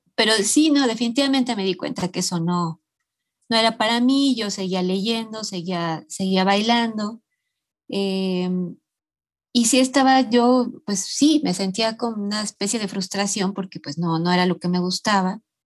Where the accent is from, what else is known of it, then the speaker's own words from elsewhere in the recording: Mexico City, Mexico; yo nací aquí en la Ciudad de México. Em, eh, nací en un barrio muy popular, que la colonia se llama Ramos Millán